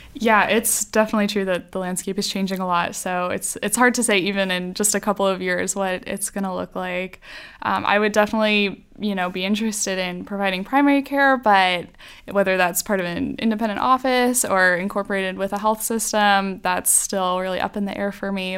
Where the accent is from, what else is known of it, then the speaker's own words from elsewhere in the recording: Greer, South Carolina, United States; also born or lived in Columbia, South Carolina; I grew up mostly in Greer, South Carolina